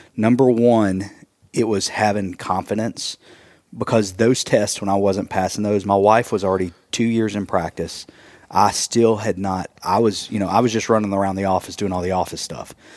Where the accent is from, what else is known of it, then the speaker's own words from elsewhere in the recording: East Tennessee, United States; also born or lived in Wisconsin; we are from East Tennessee